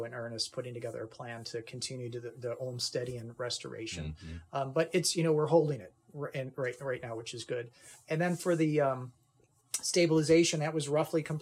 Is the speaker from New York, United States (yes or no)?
yes; Kenmore, New York, United States; also born or lived in Buffalo, New York; I grew up in Kenmore